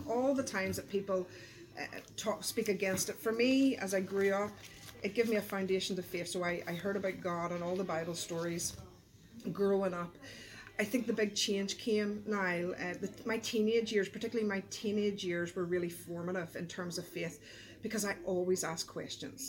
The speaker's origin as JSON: {"language": "English", "town": "Belfast", "region": "Northern Ireland", "country": "United Kingdom", "tie": "born or raised there", "said": "I grew up in East Belfast"}